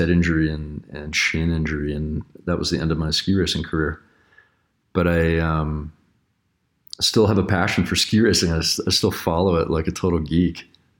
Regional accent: Littleton, Colorado, United States; Yeah, I'm a Colorado kid. I grew up in Littleton, Colorado, and I grew up racing bikes and ski racing.

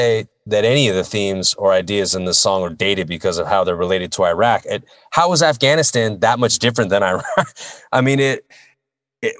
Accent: United States; we take great pride in being Americans

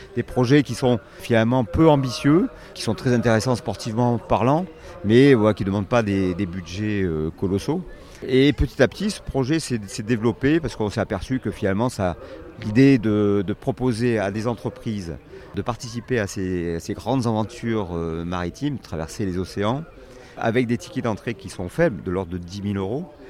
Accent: France; also born or lived in Dordogne; je suis né en Dordogne, c'est pire, parce que la Dordogne, c'est quand même pas un pays très maritime faut bien le dire. effectivement, je suis arrivé il y a quand j'avais une dizaine d'années euh, sur les bords de la Méditerranée

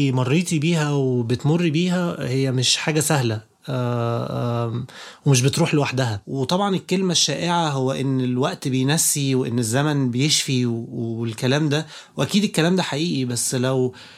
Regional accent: Egypt; عندنا في مصر

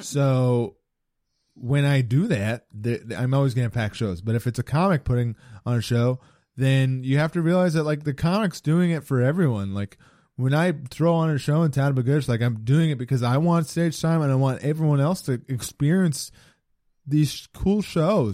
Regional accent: British Columbia, Canada; now in Halifax, Canada

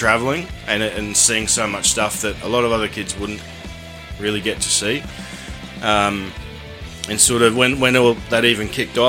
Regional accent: Ipswich, Queensland, Australia; we're from Ipswich, and that's quite dry out there.

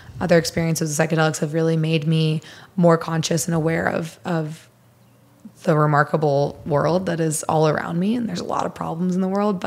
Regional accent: Missouri, United States; I'm from Missouri

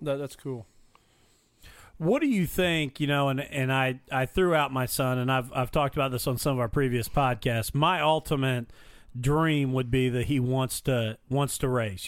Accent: Mitchell, Indiana, United States; my hometown in Mitchell

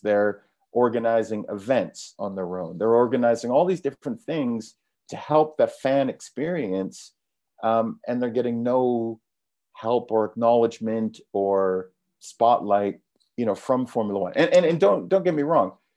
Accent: Canada; moved away as an adult; also born or lived in London; I'm from Canada, but I moved to London when I was nineteen to become a trader

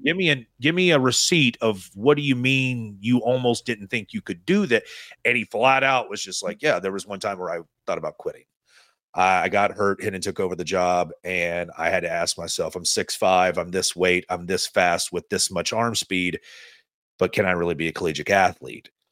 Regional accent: East Tennessee, United States; I'm from East Tennessee

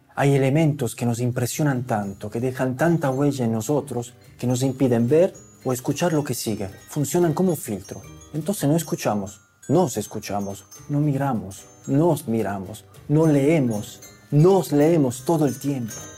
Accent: Italy; moved away; also born or lived in Andalusia; Yo soy italiano

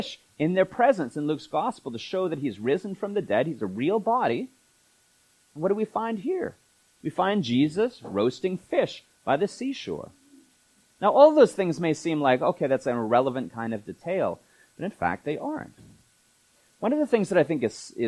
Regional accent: Canada; we're Canadians

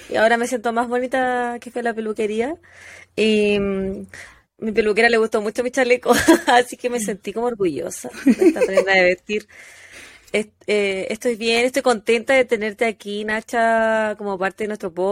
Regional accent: Chile; moved away; Y no solo desde Chile, sino desde cerca de mi pueblo natal.

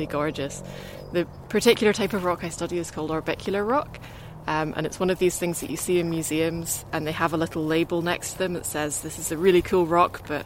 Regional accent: Scotland, United Kingdom; now in Cambridge, United Kingdom; I'm from Scotland

